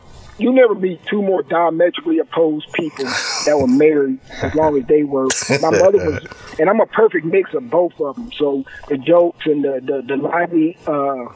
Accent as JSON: {"language": "English", "town": "Omaha", "region": "Nebraska", "country": "United States", "tie": "born or raised there", "moved": "as an adult", "said": "I'm from Omaha, Nebraska, born and raised, lived there from birth till I was 19 years old."}